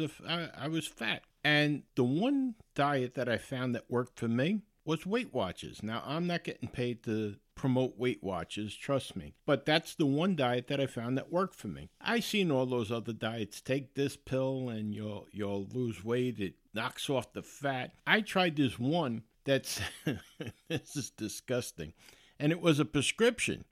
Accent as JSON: {"language": "English", "country": "United States", "said": "I'm American, and I'm proud of it"}